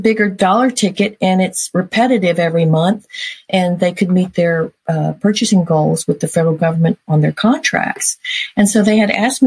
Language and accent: English; Mission, Texas, United States; also born or lived in Colorado; So my parents moved me down to Mission, Texas